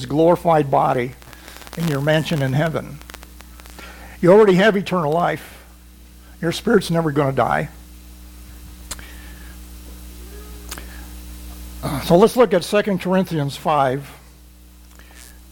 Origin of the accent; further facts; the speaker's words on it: Missouri, United States; I'm from Missouri